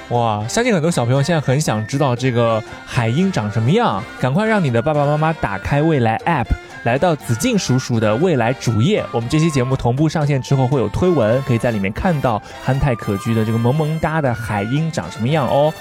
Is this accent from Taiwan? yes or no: no; China; 我们中国人到哪儿都要喝热水的吗？